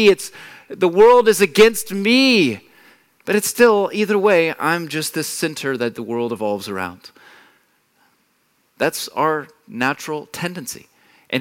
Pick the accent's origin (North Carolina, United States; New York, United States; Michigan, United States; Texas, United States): Texas, United States; moved away as an adult; now in Germany; I'm not a native here. I come from Texas